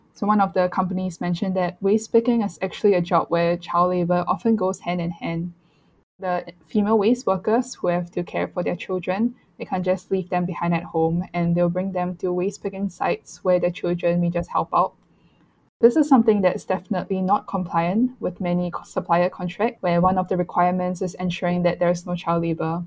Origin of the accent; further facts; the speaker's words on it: Singapore; growing up in Singapore, the use of single use plastics is very prevalent